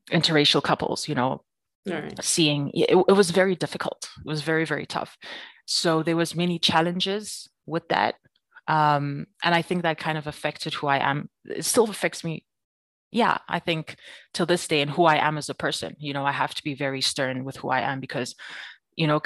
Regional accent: Free State, South Africa; now in Johannesburg, South Africa; People like when they hear that I grew up in the Free State, they're like, I don't understand. You don't seem like somebody that grew up in the Free State.

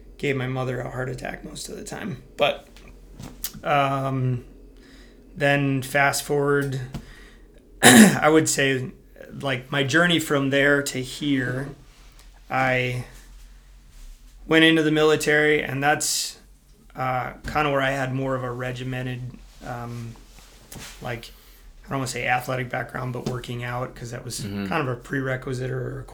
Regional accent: Wisconsin, United States; born and raised in Wisconsin, small little farm community, more or less grew up on a farm

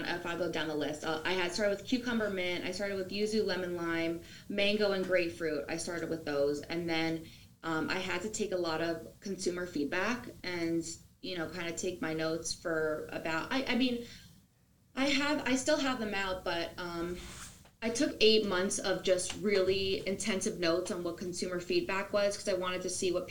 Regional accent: New Jersey, United States; I'm from New Jersey

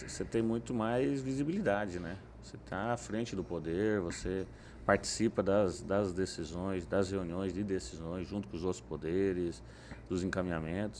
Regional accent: Paraná, Brazil; Família religiosa, o Paraná um todo era uma, uma tradição muito forte, né? Da família de origem italiana

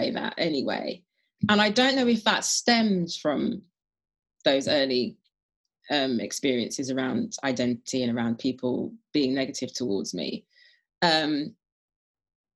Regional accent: London, United Kingdom; I grew up in Brent, which is one of the most diverse, if not the most diverse borough. It certainly was in the 70s and 80s anyway, in London

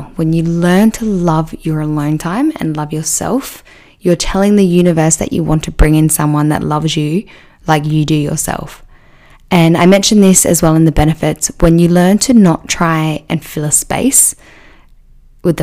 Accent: Adelaide, South Australia, Australia; my hometown in Adelaide

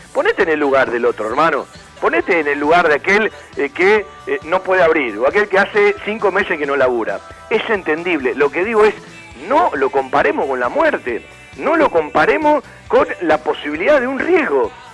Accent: Argentina; yo soy un tipo nacionalista, yo soy argentino

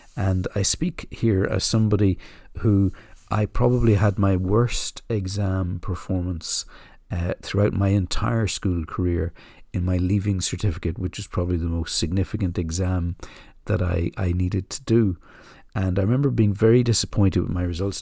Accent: Ireland; moved away; I grew up in the Republic of Ireland

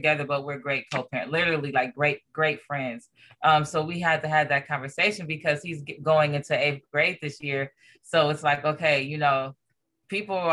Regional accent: Los Angeles, California, United States; also born or lived in Corona, California; I was born and raised in Los Angeles, California.

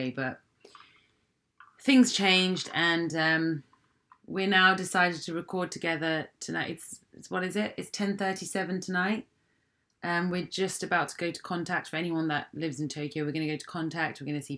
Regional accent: United Kingdom; now in Hong Kong; I'm a Japanese British born girl living in Hong Kong.

